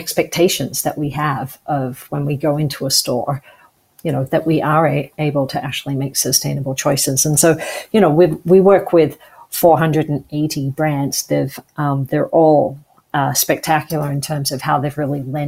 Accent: Australia; moved away as an adult; now in Canada; I grew up in Australia

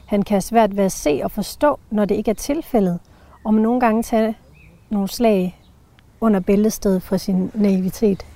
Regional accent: Jutland, Denmark; kommer jeg fra Jylland

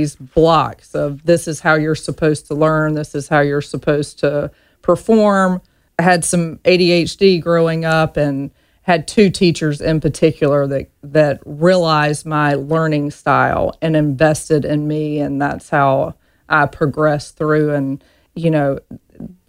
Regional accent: Reynolds, Georgia, United States; moved away as an adult; I grew up in a small town in Georgia, a one red light town called Reynolds, Georgia.

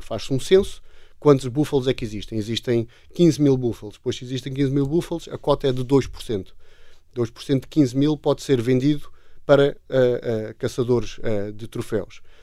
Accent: Portugal; also born or lived in Namibia; sendo portugueses

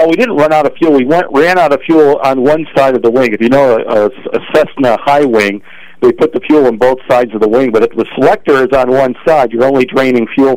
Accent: Lockport, Illinois, United States; moved away; I was just working back in my hometown, Lockport

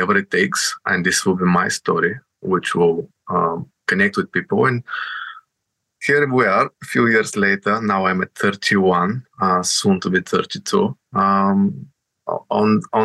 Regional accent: Bulgaria; moved away as an adult; now in United Kingdom; I'm coming from Bulgaria, and I'm sort of an immigrant, right? I came here to the UK with 10 euros in my pocket, like on 2014 in September.

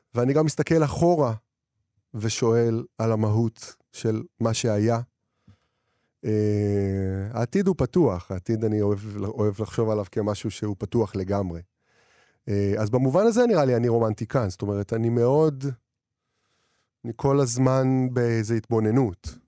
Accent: Israel; now in Tel Aviv, Israel; אני ילד מהפריפריה שגדל והתחיל לכתוב שירים, ואני כותב, ועבר לתל אביב

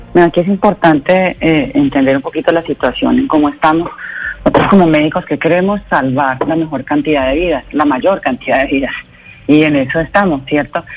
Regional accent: Colombia

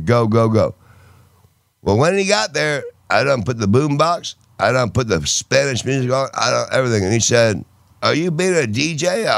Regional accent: England, United Kingdom; I'm from England.

